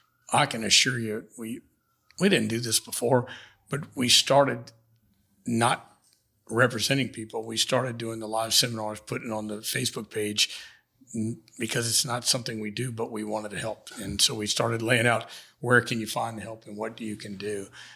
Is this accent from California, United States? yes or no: no; Houma, Louisiana, United States; I'm from Houma.